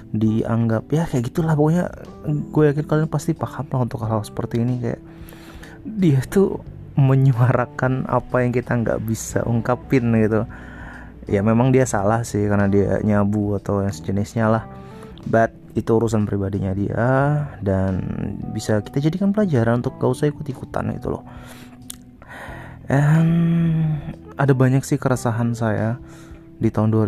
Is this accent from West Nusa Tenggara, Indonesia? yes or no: yes; Sumbawa, West Nusa Tenggara, Indonesia; jadi di kotaku di Sumbawa tuh heboh banget tuh al covid